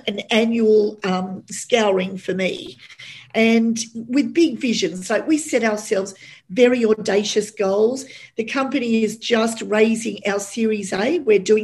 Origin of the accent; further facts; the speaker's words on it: Australia; an Aussie girl